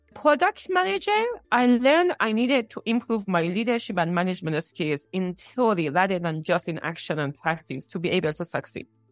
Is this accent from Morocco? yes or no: no; Iran; moved away; In two small towns in Iran.